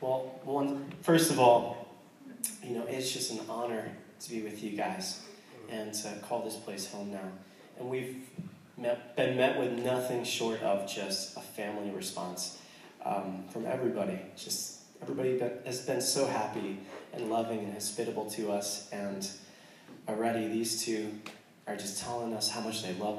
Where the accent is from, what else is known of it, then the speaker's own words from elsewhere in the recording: United States; I'm American